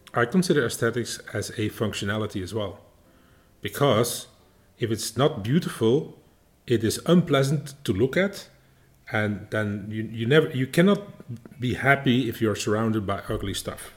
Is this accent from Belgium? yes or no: yes; Belgium; we Belgians